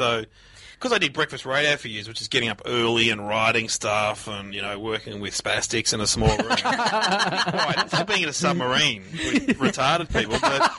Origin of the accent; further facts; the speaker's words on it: Mitcham, Victoria, Australia; I was from Mitcham. Different parts of the world, but very similar.